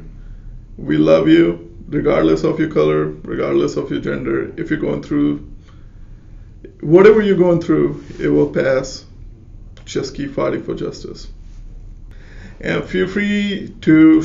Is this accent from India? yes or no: yes; India; I'm Indian